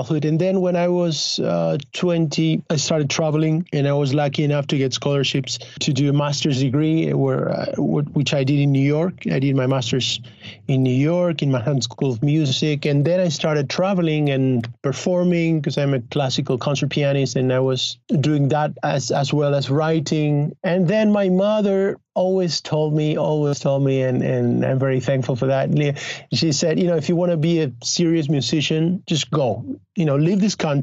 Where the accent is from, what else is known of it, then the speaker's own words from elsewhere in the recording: Argentina; English is a second language; also born or lived in Los Angeles; now in Spain; I was born in Argentina in a family of filmmakers, of film workers. My father is a film director